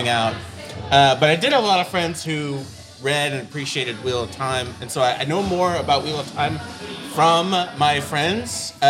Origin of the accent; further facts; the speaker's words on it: Bay Area, California, United States; I'm from the Bay Area.